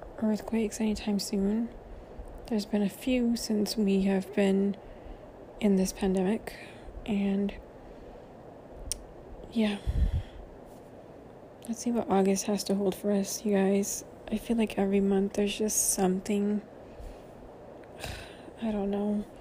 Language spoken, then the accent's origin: English; Central Valley, California, United States; now in Southern California, United States; I did not grow up in Southern California. I grew up in the Central Valley, where there are no earthquakes